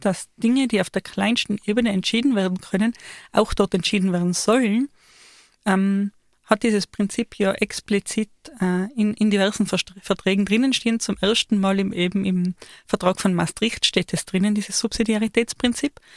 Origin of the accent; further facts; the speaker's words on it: Austria; ich als Österreicherin